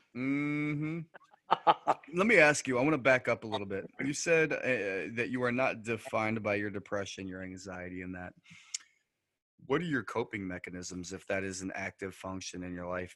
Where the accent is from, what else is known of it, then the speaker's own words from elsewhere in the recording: New York, United States; we're from New York, so we have the Niagara River